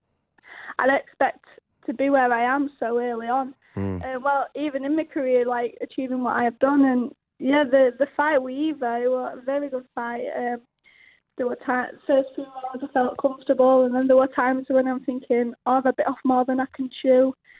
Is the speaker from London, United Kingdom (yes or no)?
no; Doncaster, Yorkshire and the Humber, United Kingdom; I'm fetching that to my hometown